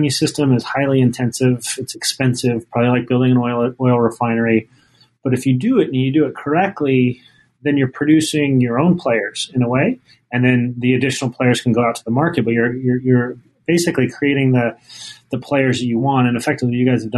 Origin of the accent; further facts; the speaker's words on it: Salt Lake City, Utah, United States; now in Boston, United States; I grew up in Salt Lake City